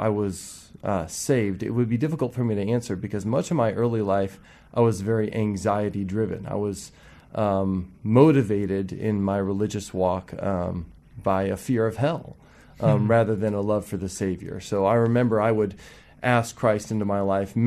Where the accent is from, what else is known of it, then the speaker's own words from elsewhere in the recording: South Bend, Indiana, United States; also born or lived in Wilmore, Kentucky; I grew up in South Bend, Indiana.